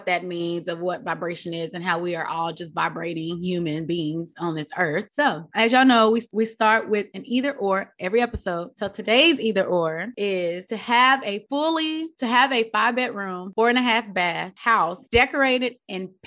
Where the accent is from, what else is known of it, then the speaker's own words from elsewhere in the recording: the Bible Belt, United States; I grew up in the Bible Belt